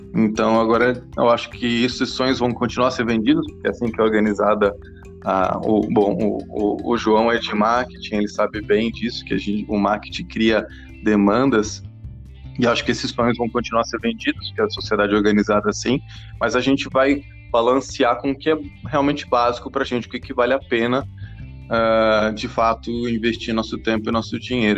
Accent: England, United Kingdom; also born or lived in Pinheiros, São Paulo, Brazil; now in São Paulo, Brazil; eu sou inglês de nascença, tenho o nome húngaro

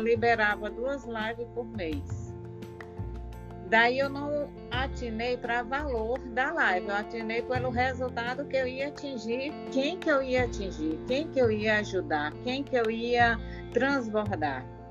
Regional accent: Maranhão, Brazil; sou maranhense, moro em São Luís, Maranhão

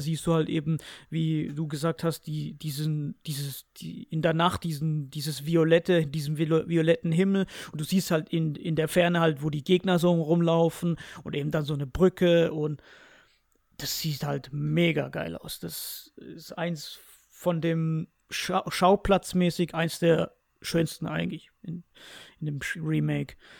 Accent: Spain; ich als Spanier

